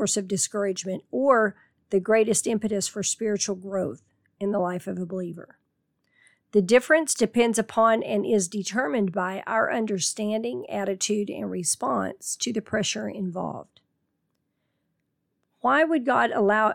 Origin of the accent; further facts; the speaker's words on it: Tornado Alley, United States; Growing up in Tornado Alley